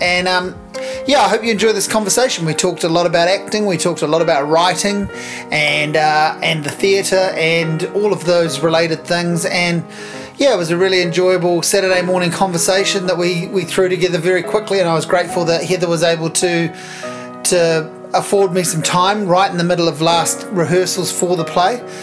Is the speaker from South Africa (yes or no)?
no; Hawke's Bay, New Zealand; I'm from Hawke's Bay